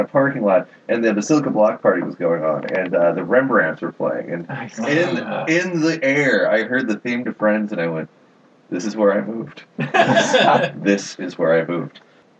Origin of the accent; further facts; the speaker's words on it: Muncie, Indiana, United States; now in Minneapolis, United States; Indiana. Muncie, okay. Indiana.